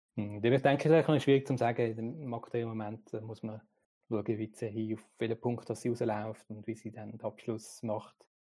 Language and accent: German; Switzerland; bei uns in der Schweiz